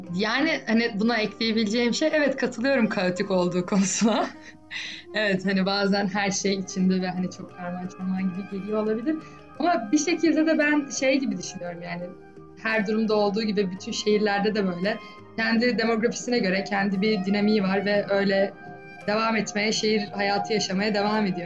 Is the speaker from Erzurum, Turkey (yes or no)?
no; Istanbul, Turkey; benim de doğduğum büyüdüğüm şehir